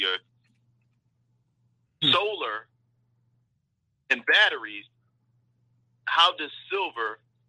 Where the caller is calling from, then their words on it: Milwaukee, Wisconsin, United States; I'm in Milwaukee.